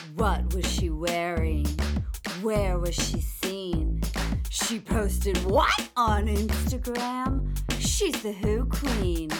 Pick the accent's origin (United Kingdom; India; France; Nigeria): United Kingdom; London; I'm from London